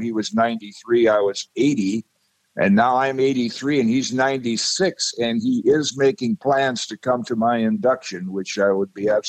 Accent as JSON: {"language": "English", "town": "Zeeland", "region": "Michigan", "country": "United States", "tie": "born or raised there", "said": "I was a little kid class-wise growing up in Zeeland, Michigan"}